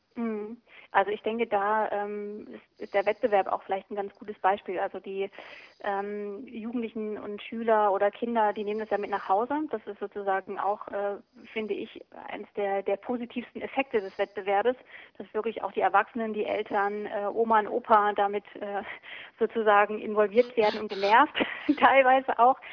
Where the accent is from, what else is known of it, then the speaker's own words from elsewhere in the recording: East Germany, Germany; ich bin auch im, im Osten groß geworden